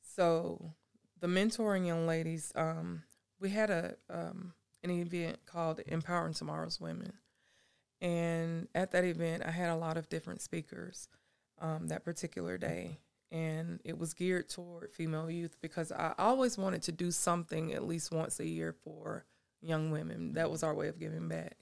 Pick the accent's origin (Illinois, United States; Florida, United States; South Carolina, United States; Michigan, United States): South Carolina, United States; Anderson; moved away as an adult; now in Seneca, United States; I was born and raised in Anderson. I know people there